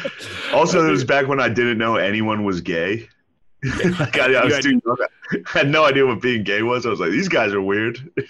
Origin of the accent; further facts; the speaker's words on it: Mechanicsburg, Pennsylvania, United States; moved away as an adult; also born or lived in Philadelphia, Pennsylvania; now in New York, United States; I was from Mechanicsburg, Pennsylvania.